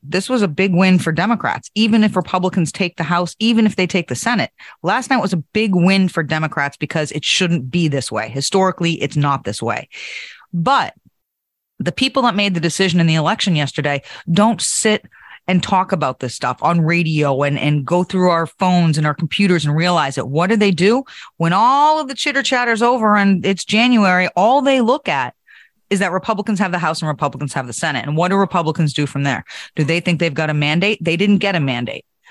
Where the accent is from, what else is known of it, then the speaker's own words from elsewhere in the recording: New Hampshire, United States; my home state of New Hampshire